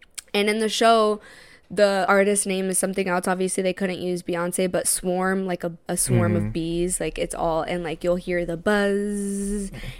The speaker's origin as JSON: {"language": "English", "country": "United States", "tie": "born or raised there", "said": "we grew up in America and we're first gen"}